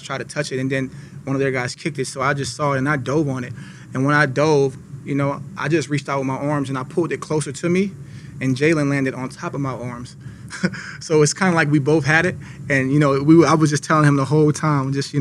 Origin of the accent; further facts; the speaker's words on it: New Orleans, Louisiana, United States; moved away; I'm from New Orleans